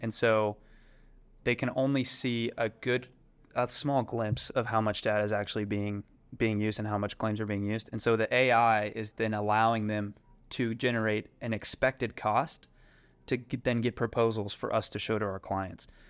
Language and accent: English; Fort Worth, Texas, United States; I grew up in Fort Worth, Texas